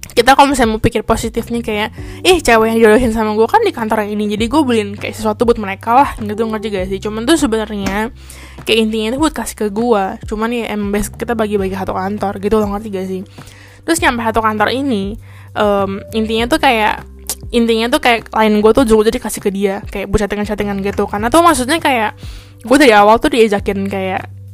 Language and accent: Indonesian; Indonesia; moved away as an adult; also born or lived in Kaohsiung, Taiwan; now in Taiwan